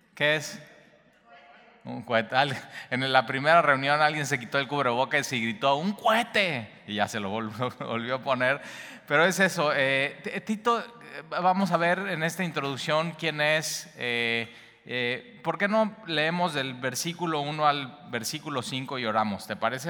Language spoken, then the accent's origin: Spanish; Veracruz, Mexico; como jarochos